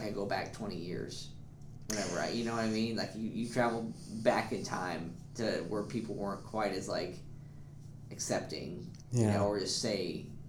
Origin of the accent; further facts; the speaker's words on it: Indiana, United States; I lived in Indiana my whole life.